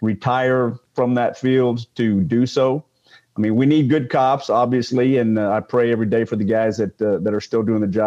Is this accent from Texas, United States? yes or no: no; Moore, Oklahoma, United States; I grew up in Moore, Oklahoma